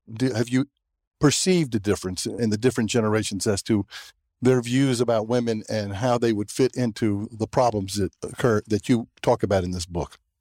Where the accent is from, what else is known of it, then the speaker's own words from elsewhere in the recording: the South, United States; I grew up in the South